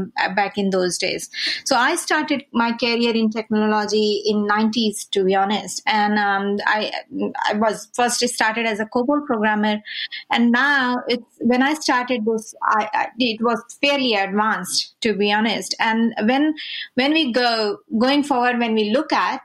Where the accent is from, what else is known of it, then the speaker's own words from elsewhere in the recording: India; I'm from India